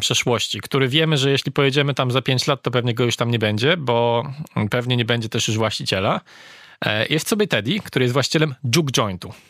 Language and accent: Polish; Poland; mówiliśmy, że jesteśmy z Polski